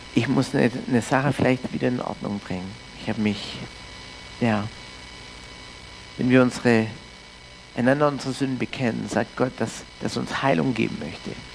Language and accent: German; Canada; also born or lived in Norderstedt, Germany; now in Füssen, Germany; ich komme aus Kanada ursprünglich, bin Deutsch-Kanadier in Kanada aufgewachsen